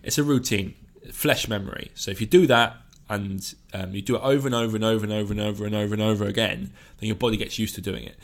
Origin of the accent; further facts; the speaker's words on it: South Coast, South East England, United Kingdom; I grew up on the South Coast